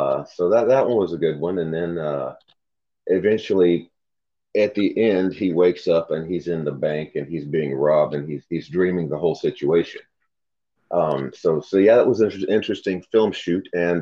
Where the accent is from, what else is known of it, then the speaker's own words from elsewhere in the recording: Middle Tennessee, United States; growing up in Tennessee in the 80s